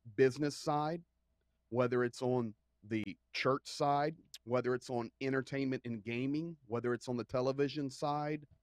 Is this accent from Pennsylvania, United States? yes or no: yes; Pennsylvania, United States; I'm from Pennsylvania